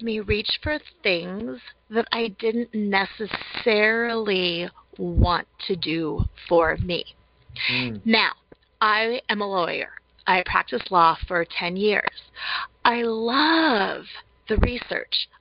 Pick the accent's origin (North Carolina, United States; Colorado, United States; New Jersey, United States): Colorado, United States; I was born and raised in Colorado. Colorado native, love it here